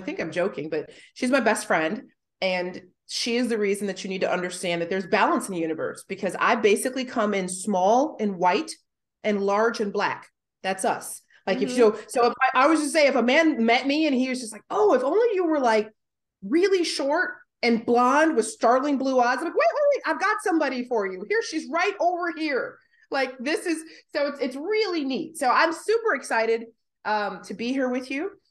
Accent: United States; now in Australia; I'm an American currently living in Australia

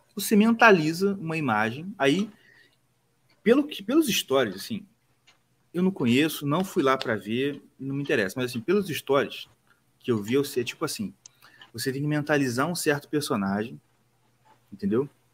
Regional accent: Rio de Janeiro, Brazil; A gente é carioca.

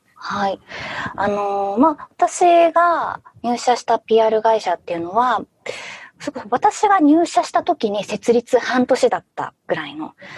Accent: Fukushima, Japan; moved away as an adult; also born or lived in Tokyo; 1988年に福島で生まれて、18まではそこで育

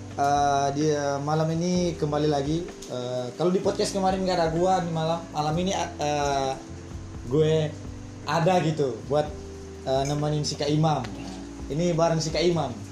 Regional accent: Kotamobagu, North Sulawesi, Indonesia; di apa daerah gua itu di kota Mubagu

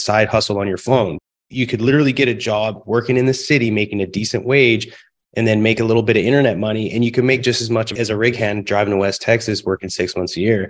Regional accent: close to Vancouver, British Columbia, Canada; also born or lived in Calgary; now in Houston, United States; I'm originally from Canada, born in Calgary, raised close to Vancouver.

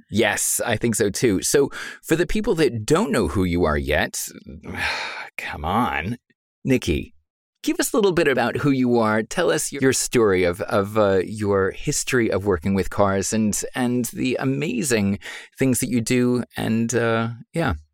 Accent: United States; accent: American; now in Germany; as you can tell from my accent, I'm American

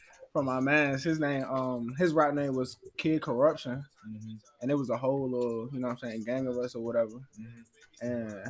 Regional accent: Washington, District of Columbia, United States; moved away; also born or lived in Prince George's County, Maryland; Okay, yeah, I'm from Uptown DC, mm-hmm. Northwest. I was born on I was raised on Harvard Street, you know what I'm saying, up from the across from Howard University and shit, so I've been up there for a little minute and then moved to PG County, Maryland

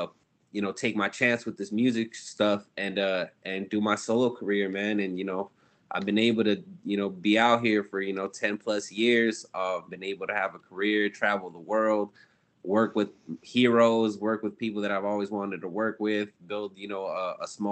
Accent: Ontario, California, United States; I'm from Ontario, California, which is just outside of LA County

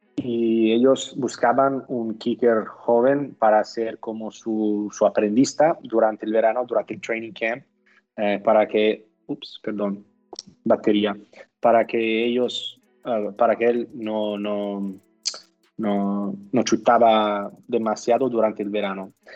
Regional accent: California, United States; Spanish is a second language; moved away as an adult; also born or lived in Italy; now in Barcelona, Spain; fuimos como familia cuando tenía nueve años y yo crecí por la mayoría de mi, de mi juventud en, en, California

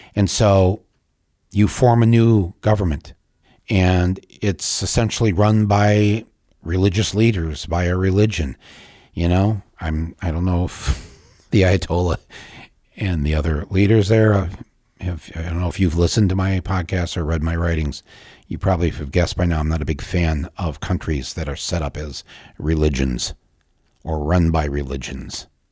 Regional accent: United States; I, as an American

